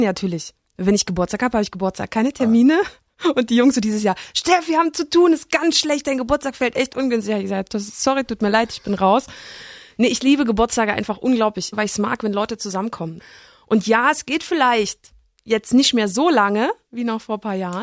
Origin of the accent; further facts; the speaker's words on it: East Germany, Germany; ich sehe mich genauso als Ossi